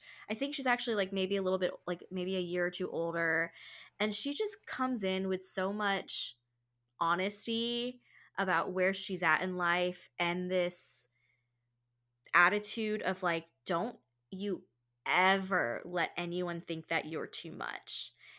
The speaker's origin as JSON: {"language": "English", "country": "Philippines", "said": "I'm Filipina."}